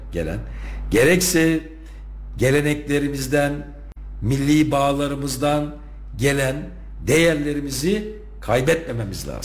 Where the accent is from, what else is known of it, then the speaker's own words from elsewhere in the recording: Turkey; bu ülkenin vatandaşı, Türkiye Cumhuriyeti'nin vatandaşı olarak doğmuşum